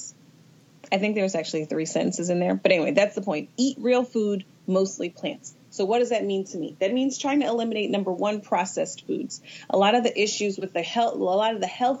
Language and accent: English; Atlanta, Georgia, United States; I'm from Atlanta.